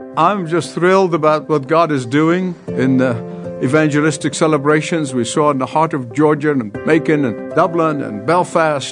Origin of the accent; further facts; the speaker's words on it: Egypt; moved away; go back to my home country, to Egypt